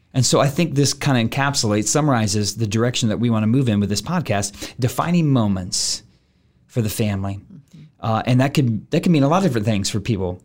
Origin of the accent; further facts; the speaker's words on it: Denton, Texas, United States; as a young man growing up in Denton, Texas with my aunt and uncle